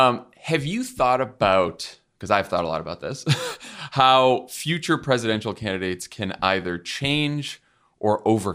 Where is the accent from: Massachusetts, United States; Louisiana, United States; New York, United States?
Massachusetts, United States; now in California, United States; my home state of Massachusetts